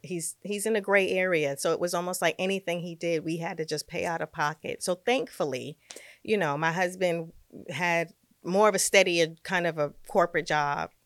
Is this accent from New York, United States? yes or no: yes; New York City, New York, United States; moved away as an adult; now in Westchester, United States; I'm a New Yorker. I'm a Brooklyn girl through and through